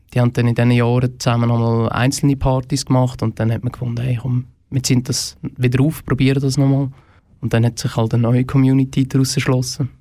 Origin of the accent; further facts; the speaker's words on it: Oberfrick, Aargau, Switzerland; also born or lived in Frick; Ich bin selber aus dem Fricktal